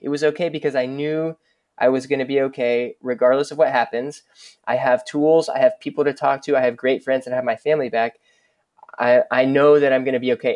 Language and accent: English; Dallas, Texas, United States; I grew up in Dallas, and I, I grew up in, in Dallas proper